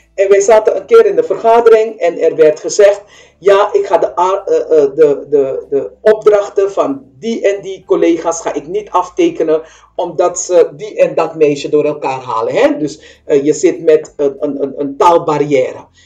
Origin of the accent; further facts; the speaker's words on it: Suriname; now in Netherlands; ik kom uit Suriname, wij praten anders